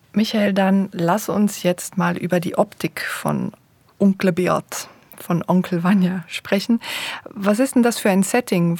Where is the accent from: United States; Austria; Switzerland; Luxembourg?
Switzerland; first language Swiss German; berührt mich das als Schweizerin auch so besonders, weil es meine Muttersprache ist